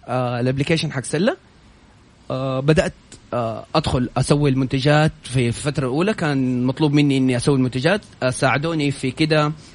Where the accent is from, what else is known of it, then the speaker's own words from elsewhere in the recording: Saudi Arabia; عندنا في السعودية